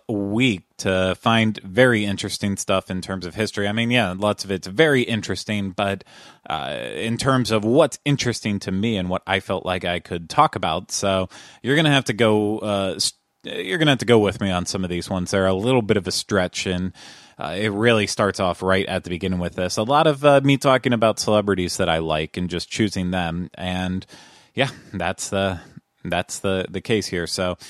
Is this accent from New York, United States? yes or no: no; Dayton, Ohio, United States; also born or lived in Cincinnati, Ohio; I was not born in Cincinnati. I was born in Dayton, Ohio, but I did live in Cincinnati for a while, and I consider that one of my many homes